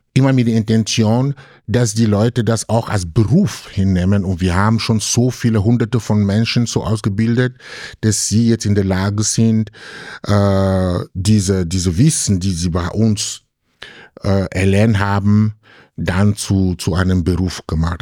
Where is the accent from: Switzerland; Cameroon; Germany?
Cameroon; German is a second language; now in Graz, Austria; jemand wie ich aus Kamerun kommt